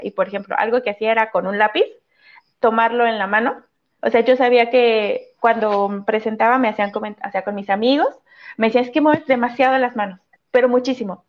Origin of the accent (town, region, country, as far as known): Mexico; first language Spanish; moved away as an adult; now in France